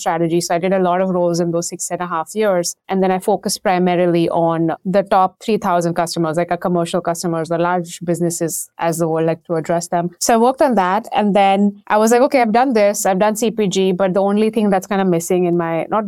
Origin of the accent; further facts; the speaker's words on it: India; moved away; And this was back in Mumbai. So this was back in India. I grew up in India.